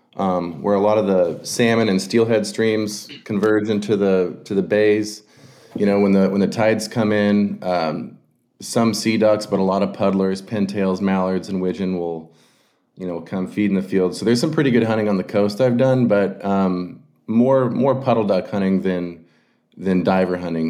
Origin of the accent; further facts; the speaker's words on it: Oregon, United States; also born or lived in West Texas / Wyoming; I was born and raised in Oregon